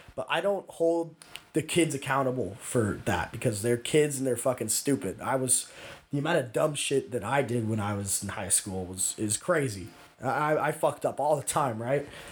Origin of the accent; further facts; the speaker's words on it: Escondido, California, United States; in my hometown, we have a few good sandwich spots too. Like Agrusa's is this local place for us, and it's it's phenomenal. Everyone in Escondido loves Agrusa's